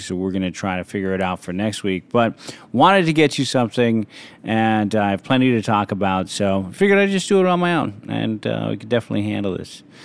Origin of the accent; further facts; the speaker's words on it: San Francisco, California, United States; moved away; Played a lot of street football growing up in San Francisco